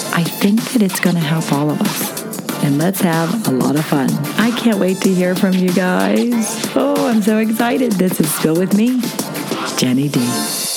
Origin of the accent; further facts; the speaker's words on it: Pittsburgh, Pennsylvania, United States; I was from Pittsburgh because I'm talking fast